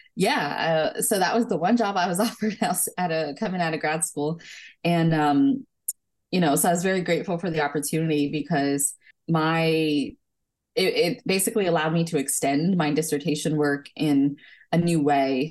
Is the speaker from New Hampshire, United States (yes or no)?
no; New Jersey, United States; also born or lived in California; I was born in California, but I grew up in New Jersey